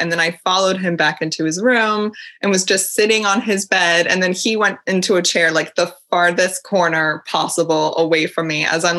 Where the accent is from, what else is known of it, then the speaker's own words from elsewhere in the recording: United States; moved away as an adult; now in Paris, France; I'm an American